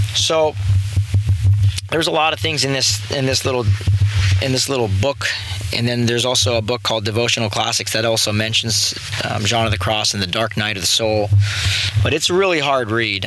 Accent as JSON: {"language": "English", "town": "San Clemente", "region": "California", "country": "United States", "tie": "born or raised there", "said": "I grew up in San Clemente, California, surf little surf town"}